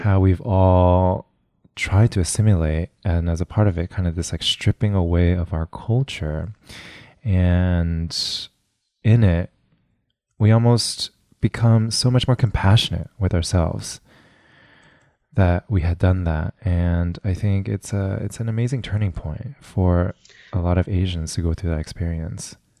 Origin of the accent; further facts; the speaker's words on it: West Covina, California, United States; my hometown of West Covina